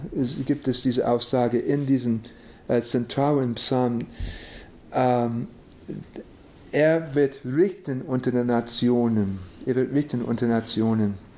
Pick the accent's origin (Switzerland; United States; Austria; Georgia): United States; Ich bin in den USA geboren